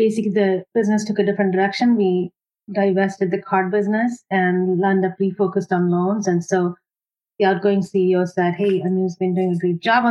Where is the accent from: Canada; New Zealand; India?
India; moved away as an adult; now in United States; I grew up in India.